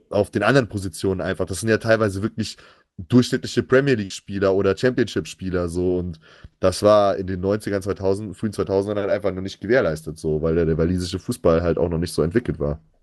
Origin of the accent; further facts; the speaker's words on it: Germany; Als Deutscher